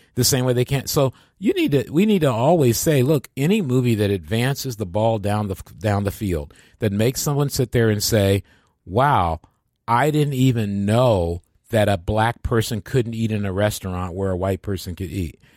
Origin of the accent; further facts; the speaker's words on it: Midwest, United States; moved away as an adult; also born or lived in Boston; I was from the Midwest